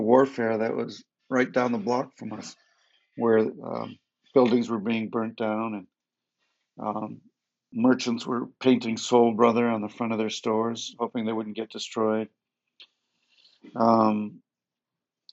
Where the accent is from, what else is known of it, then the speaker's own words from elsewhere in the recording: Detroit, Michigan, United States; I grew up in Detroit